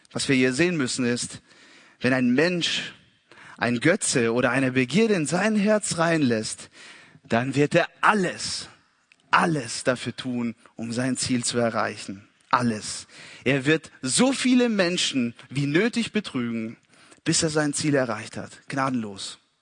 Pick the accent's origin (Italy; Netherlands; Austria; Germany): Italy; als Italiener